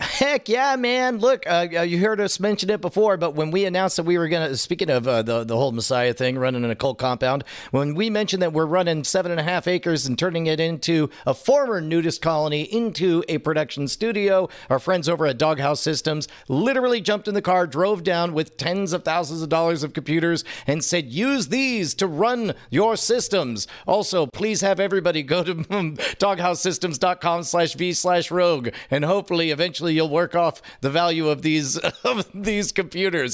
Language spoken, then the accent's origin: English; Katy, Texas, United States; Katy, Texas. Fun fact, that's my hometown. I went to Katy High School